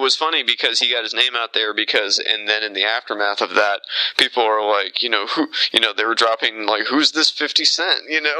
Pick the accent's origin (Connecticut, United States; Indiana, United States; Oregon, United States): Indiana, United States; Southern; I went to high school in Southern Indiana